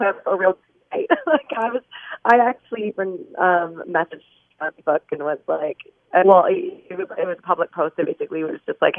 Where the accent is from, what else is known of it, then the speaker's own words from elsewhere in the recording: Guelph, Ontario, Canada; my hometown in Guelph